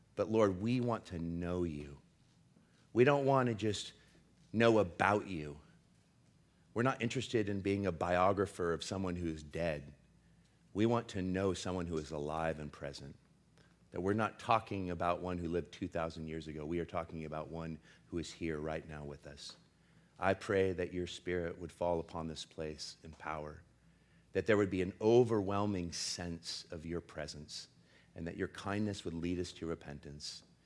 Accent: Portland, United States; I'm from Portland, and I'm Gen X

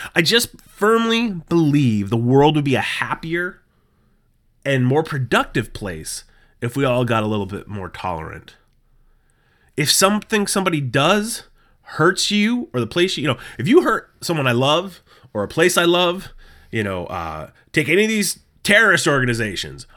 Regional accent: New England, United States; I have born and raised in New England

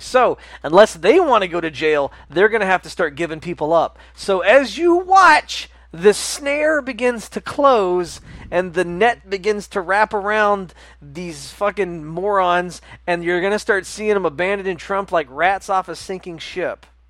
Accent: the South, United States; we grew up in the South

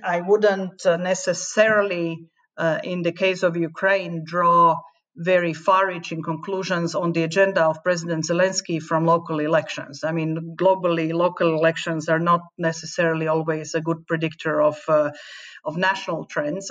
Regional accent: Slovakia; I remember it from my own country that joined the European uh, Union in 2004. I'm from Slovakia

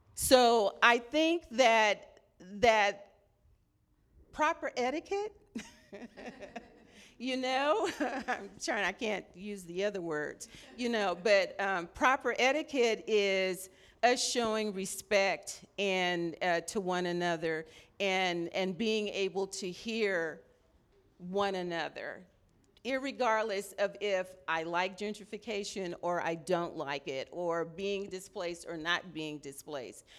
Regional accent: Los Angeles, California, United States; now in Sacramento, United States; I'm originally from Los Angeles, so I'm a L A native

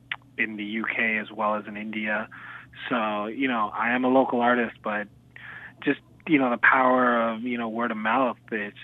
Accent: Canada; being Canadian

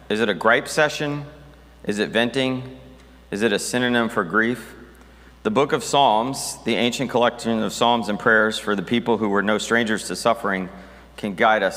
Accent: United States; the various Christian traditions I grew up in America

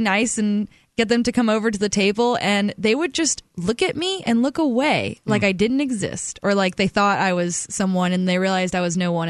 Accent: Alabama, United States; moved away; I'm from Alabama

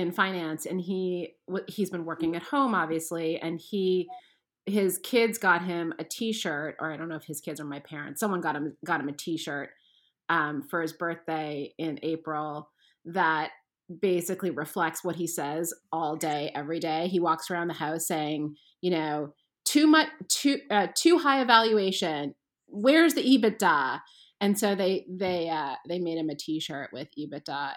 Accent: Canada; moved away; I'm from Canada and my kids are constantly making fun of the way I say things like crayons

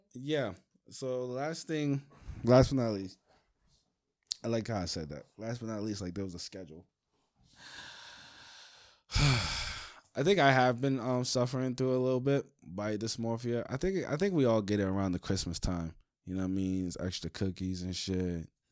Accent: New York City, New York, United States; I'm from Brooklyn

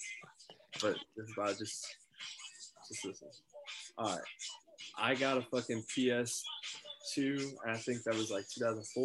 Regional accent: Washington, District of Columbia, United States; also born or lived in Maryland; I lived in D.C. as a little kid, like, born there, lived there, and then I moved to Maryland, too.

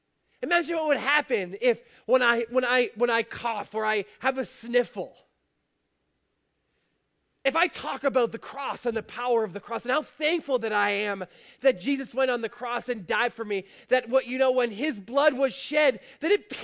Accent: Fort Erie, Ontario, Canada; I'm from Fort Erie

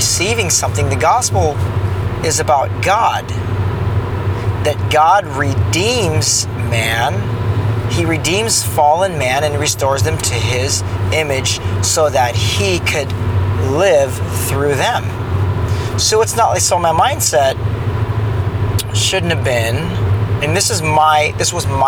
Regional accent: Orange County, California, United States; I grew up in Orange County

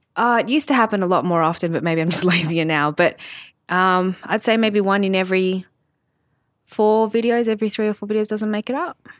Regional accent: Sydney, New South Wales, Australia; I grew up in Sydney with my family

